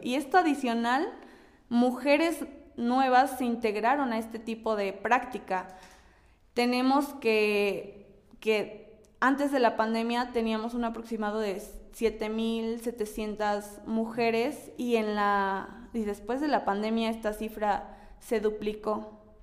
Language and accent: Spanish; Mexico; todavía estamos expuestos como, mexicanas